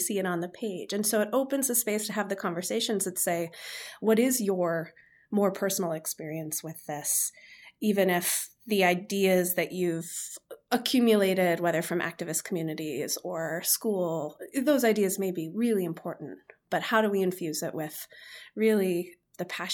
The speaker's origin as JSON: {"language": "English", "area": "Chicago suburbs", "region": "Illinois", "country": "United States", "tie": "born or raised there", "moved": "yes", "said": "I was born in the Chicago suburbs and the sky is gray for 8 months of the year"}